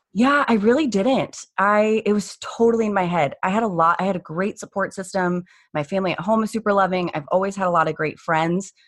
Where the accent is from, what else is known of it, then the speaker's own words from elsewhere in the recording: Phoenix, Arizona, United States; born and raised in Phoenix.